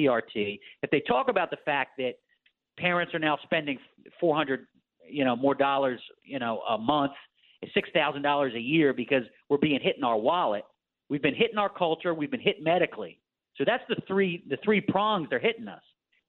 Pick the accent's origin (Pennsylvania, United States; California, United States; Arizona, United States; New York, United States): Pennsylvania, United States; Philadelphia; I'm from Philadelphia.